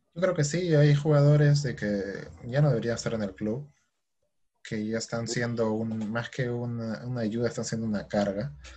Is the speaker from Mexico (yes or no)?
no; Peru; los equipos peruanos siempre nos representen mal